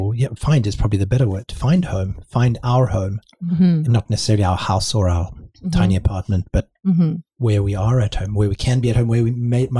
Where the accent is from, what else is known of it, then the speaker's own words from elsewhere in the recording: Cape Town, Western Cape, South Africa; also born or lived in London / Vancouver, Canada; now in Canada; growing up in Cape Town, whether that was living in London, whether that's living here